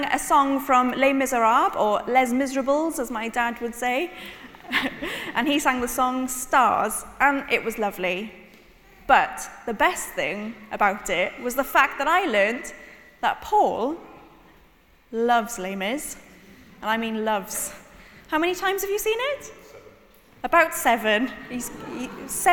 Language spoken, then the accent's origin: English; Cornwall, South West England, United Kingdom; I was born in Cornwall